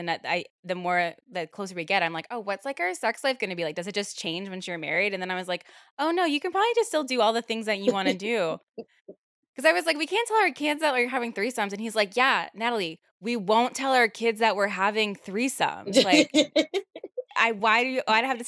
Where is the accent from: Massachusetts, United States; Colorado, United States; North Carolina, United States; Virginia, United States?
Virginia, United States; I'm from Virginia